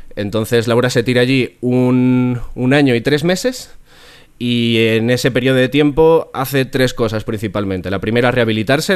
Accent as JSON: {"language": "Spanish", "region": "Community of Madrid", "country": "Spain", "said": "yo soy del sur de Madrid"}